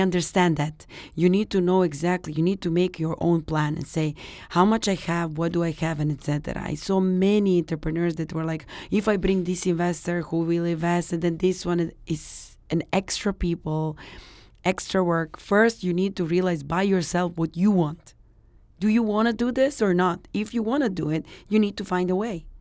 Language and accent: English; Serbia; now in Dubai, United Arab Emirates; I'm from Serbia